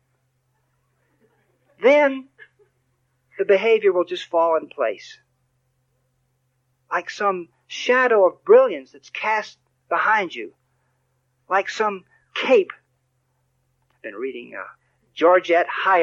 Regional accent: Texas, United States; I'm from Texas

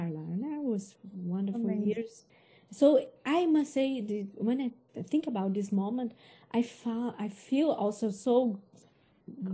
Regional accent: Brazil; English is a second language; moved away as an adult; now in Europe; I came without scholarship from Brazil.

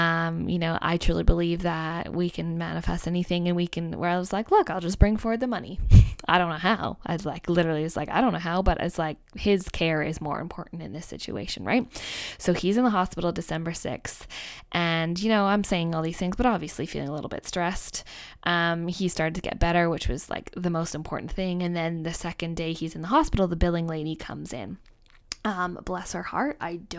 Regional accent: Canada; I say, I'm Canadian, he's Australian.

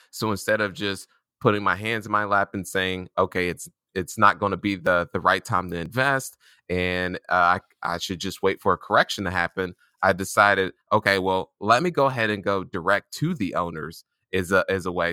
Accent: Indianapolis, Indiana, United States; I was born and raised in Indianapolis, Indiana

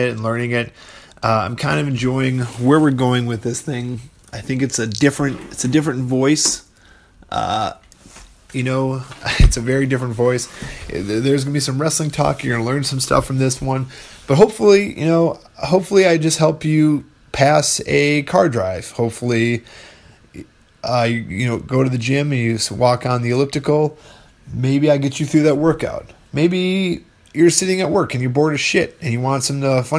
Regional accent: Fond du Lac, Wisconsin, United States; my hometown, Fond du Lac, Wisconsin

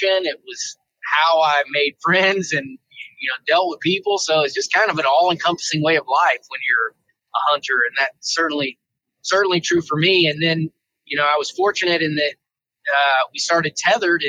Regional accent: Pensacola, Florida, United States; moved away as an adult; also born or lived in Virginia / Colorado Springs, Colorado; I tried to import my Southeast hunting tactics that I grew up learning in Florida. You know, we hunted feeders and pine flats and used climber stands and box blinds and, you know, kind of all that stuff in Pensacola, Florida.

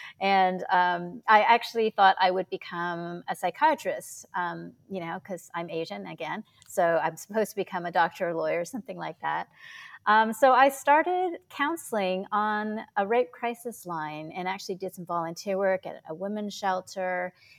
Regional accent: Toronto, Ontario, Canada; Yeah, I grew up in Toronto, Canada. My parents were immigrants from Hong Kong and China.

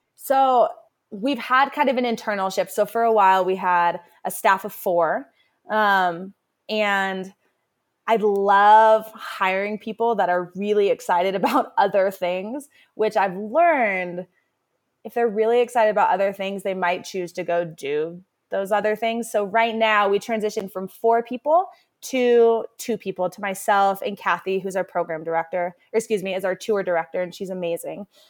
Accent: Carbondale, Colorado, United States; growing up in Carbondale

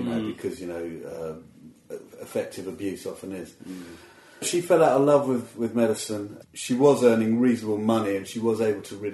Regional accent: Watford, East of England, United Kingdom; I grew up around Watford area

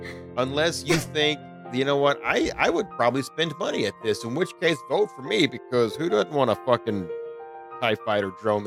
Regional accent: Arkansas, United States; I'm an ignorant ginger from Arkansas.

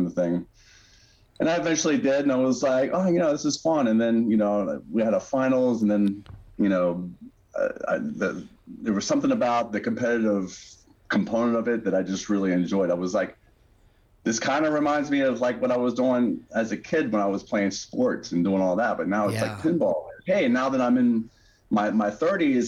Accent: Morgantown, West Virginia, United States; now in Pittsburgh, United States; Down where I grew up in Morgantown, West Virginia

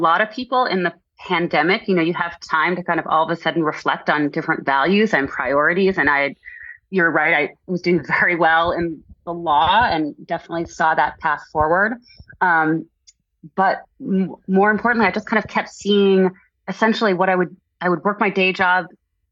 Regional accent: East Coast, United States; moved away; I'm originally from the East Coast

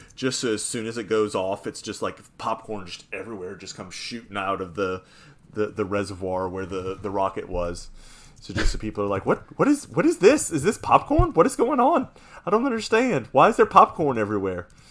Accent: New Orleans, Louisiana, United States; play for the Pelicans, play for my hometown team

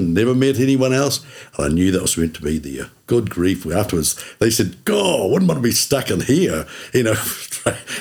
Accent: Milton, Otago, New Zealand; also born or lived in Invercargill; I grew up in Milton, went to primary there at St. Mary's

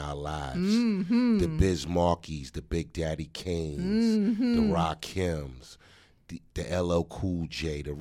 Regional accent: New York, United States; that's where I was born, mm-hmm. in New York

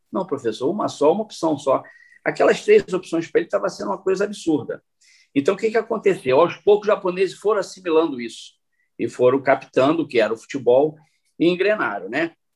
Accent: Brazil; moved away as an adult; also born or lived in Japan; éramos quatro brasileiros

